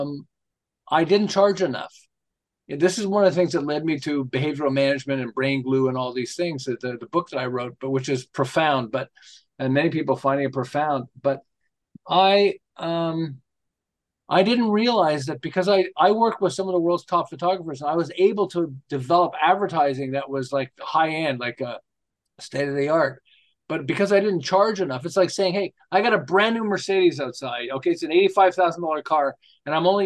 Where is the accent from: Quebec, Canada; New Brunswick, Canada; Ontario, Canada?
Quebec, Canada; Montreal; moved away as an adult; now in Southern California, United States; I'm originally from Montreal, although I live in Southern California for about 35 years